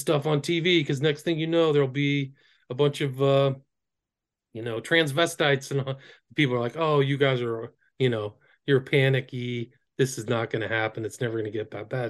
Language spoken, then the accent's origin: English; Northern California, United States; I grew up in Northern California.